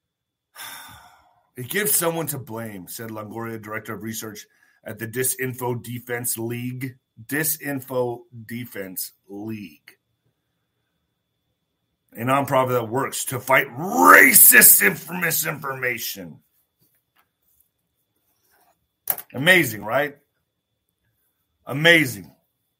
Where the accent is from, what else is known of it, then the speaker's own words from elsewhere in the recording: El Paso, Texas, United States; I fought my ass off in El Paso. I was a hometown kid here in El Paso